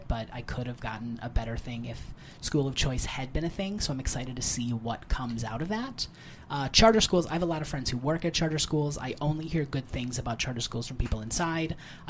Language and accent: English; Michigan, United States; also born or lived in New York City; now in Los Angeles, United States; I grew up very poor in Michigan